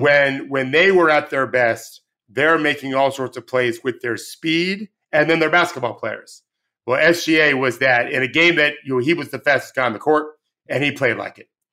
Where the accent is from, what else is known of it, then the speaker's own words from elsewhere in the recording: United States; I'm born and raised in the United States